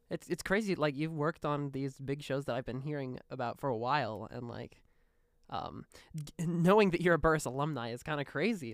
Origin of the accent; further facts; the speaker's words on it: Chicago, Illinois, United States; now in Muncie, United States; I grew up in Chicago. I was born in Chicago, lived in the city for